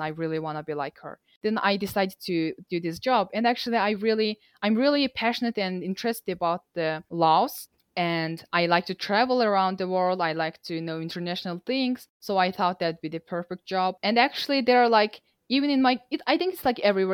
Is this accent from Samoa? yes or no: no; Mongolia; English is a second language; also born or lived in Nampa, Idaho, United States; I am from Mongolia myself